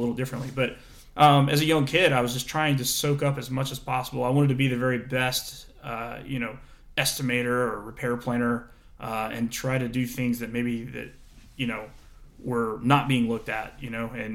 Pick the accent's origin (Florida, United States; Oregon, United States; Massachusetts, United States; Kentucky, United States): Florida, United States; I was a kid from Florida.